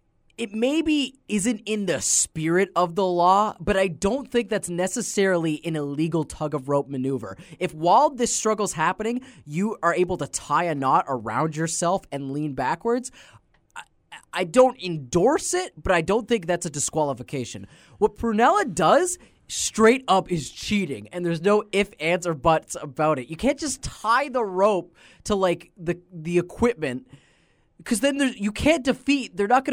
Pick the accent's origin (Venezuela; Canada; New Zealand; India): Canada; We're Canadian. Yes. Of course, Canada up north is famous for its maple syrup.